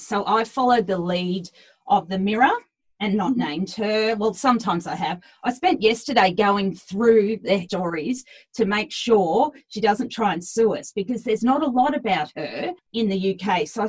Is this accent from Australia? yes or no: yes; Australia; we're Australian, mate.